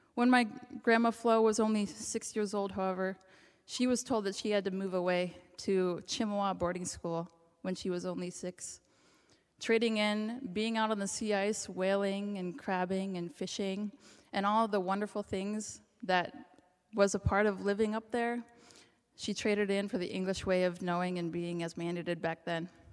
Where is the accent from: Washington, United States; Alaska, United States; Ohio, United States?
Alaska, United States; Ketchikan; she raised me in Ketchikan.